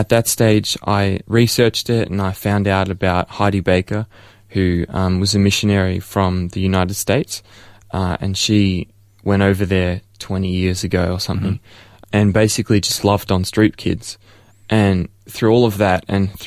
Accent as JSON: {"language": "English", "town": "Melbourne", "region": "Victoria", "country": "Australia", "tie": "born or raised there", "said": "I was born here in Ferntree Gully, close by, in Upper Ferntree Gully at the Angles. And so I've been born and raised as a Melbourneite for my whole life."}